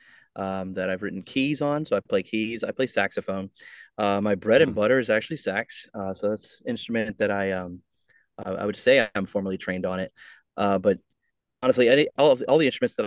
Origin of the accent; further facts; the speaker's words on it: New York City, New York, United States; moved away as an adult; now in Norfolk, United States; I'm originally from Brooklyn, New York